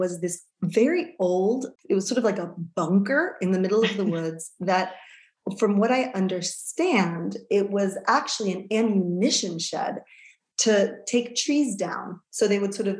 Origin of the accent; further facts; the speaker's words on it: New York, United States; moved away; I was born and raised in New York